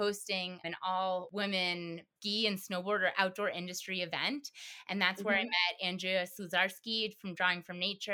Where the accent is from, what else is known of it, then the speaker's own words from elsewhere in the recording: East Coast, United States; now in Colorado, United States; I'm from the East Coast. East Coast